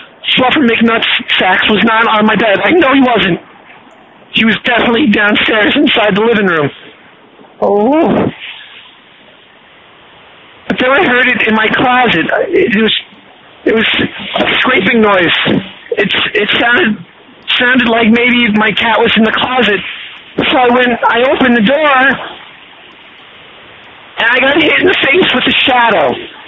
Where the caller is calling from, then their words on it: Michigan, United States; I'm calling you from Michigan.